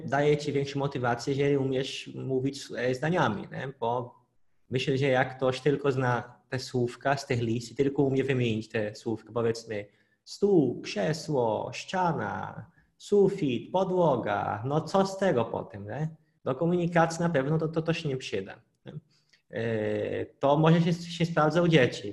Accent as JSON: {"language": "Polish", "region": "Pará", "country": "Brazil", "second_language": "Polish", "moved": "yes", "said": "w miasteczku na północy Brazylii, skąd pochodzę, w stanie Para mieszkaliśmy"}